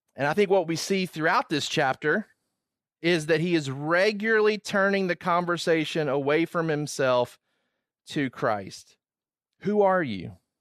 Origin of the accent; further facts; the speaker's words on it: Georgia, United States; moved away as an adult; also born or lived in Virginia; I wasn't from Virginia, I was from Georgia